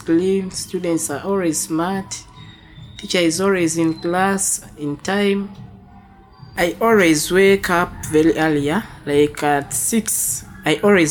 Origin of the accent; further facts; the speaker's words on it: Uganda; from Waise, Uganda.